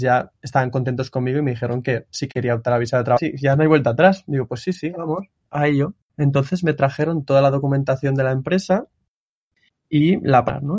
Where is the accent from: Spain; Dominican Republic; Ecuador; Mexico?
Spain; Barcelona, Catalonia; moved away as an adult; now in Japan; soy de Barcelona también